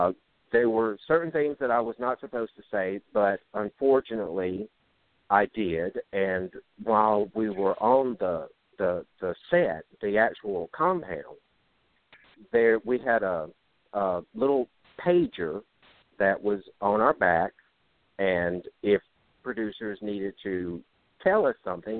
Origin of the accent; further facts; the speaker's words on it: Jigger, Louisiana, United States; now in Monroe, United States; I'm from Jigger, Louisiana, living in Monroe, Louisiana, which is still less than an hour's drive from Jigger.